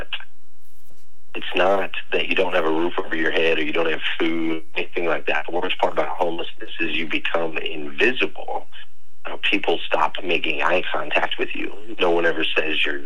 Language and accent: English; Arizona, United States; moved away as an adult; now in Kentucky, United States; I've been in Kentucky for the last 15 years. But prior to that, I grew up in Arizona